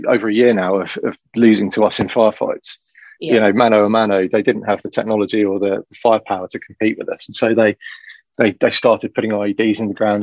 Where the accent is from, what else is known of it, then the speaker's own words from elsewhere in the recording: Shropshire, West Midlands, United Kingdom; I grew up in Shropshire